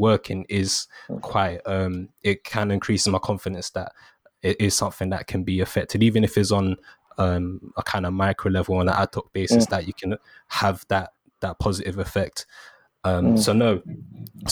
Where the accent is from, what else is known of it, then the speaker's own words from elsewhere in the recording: London, United Kingdom; I grew up in Peckham